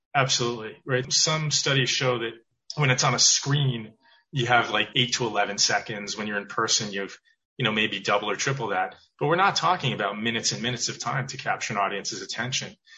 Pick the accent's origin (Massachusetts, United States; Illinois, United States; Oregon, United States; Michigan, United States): Massachusetts, United States; Weston; also born or lived in Providence, Rhode Island; I grew up outside of Boston, town called Weston